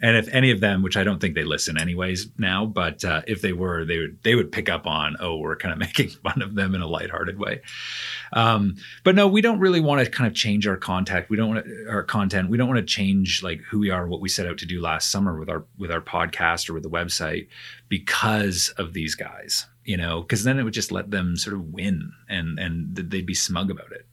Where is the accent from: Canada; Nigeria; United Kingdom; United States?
Canada; moved away; I'm a Canadian